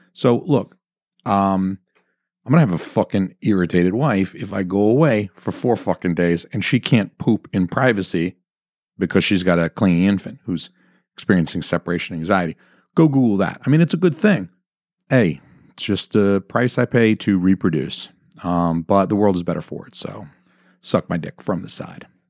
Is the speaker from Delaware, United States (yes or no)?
no; Georgia, United States; moved away as an adult; also born or lived in Atlanta, Georgia; now in New Hampshire, United States; I'm from Georgia.